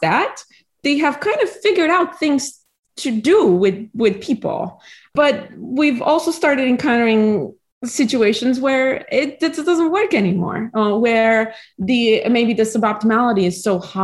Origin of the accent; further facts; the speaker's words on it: Romania; moved away as an adult; now in United States; I was born in Romania and I lived there throughout high school.